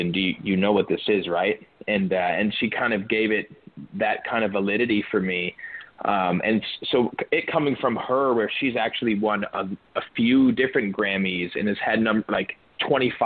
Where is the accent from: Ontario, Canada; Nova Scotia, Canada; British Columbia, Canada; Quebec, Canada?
Ontario, Canada; Toronto; now in Nashville, United States; I was born in Scarborough, and it'd be the closest thing to a hometown